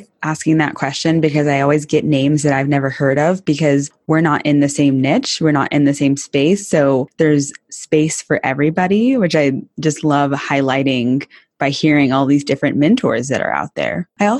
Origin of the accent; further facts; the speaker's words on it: Texas, United States; I'm from Texas and I didn't grow up with horses